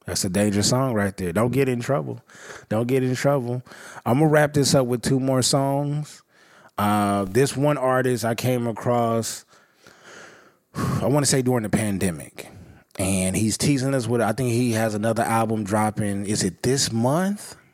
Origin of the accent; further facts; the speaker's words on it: West Coast, United States; I'm from the West Coast